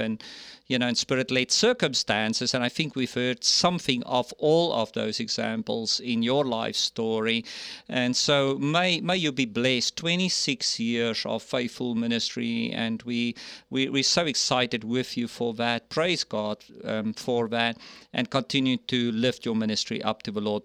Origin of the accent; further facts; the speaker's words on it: South Africa; moved away; I grew up in South Africa, born and raised there